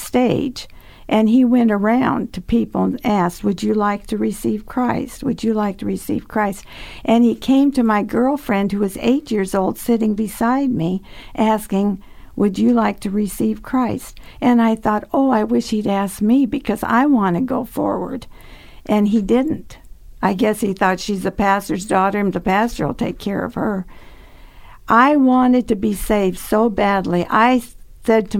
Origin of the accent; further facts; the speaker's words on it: North Dakota, United States; also born or lived in Chicago; when I was still a baby, we moved up to North Dakota